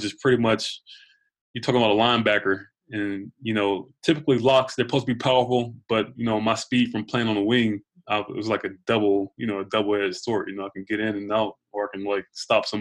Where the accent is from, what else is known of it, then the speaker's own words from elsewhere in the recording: Georgia, United States; moved away as an adult; now in New York, United States; I'm from Georgia.